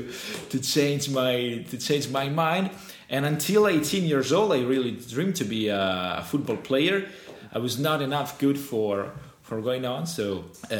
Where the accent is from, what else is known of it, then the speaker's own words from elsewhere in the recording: Fano, Marche, Italy; English is a second language; moved away as an adult; also born or lived in Fossombrone / Ancona; now in Bologna, Italy; It's a very little city, but I grew up in Fano.